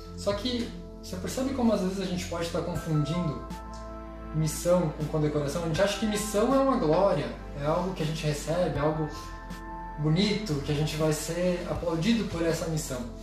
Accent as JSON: {"language": "Portuguese", "country": "Brazil"}